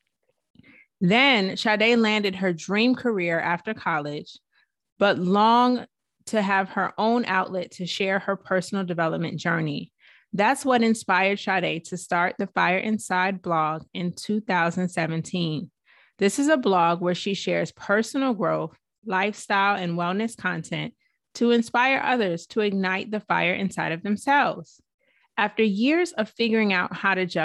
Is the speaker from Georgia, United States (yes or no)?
yes; Atlanta, Georgia, United States; now resides in Atlanta, where I'm from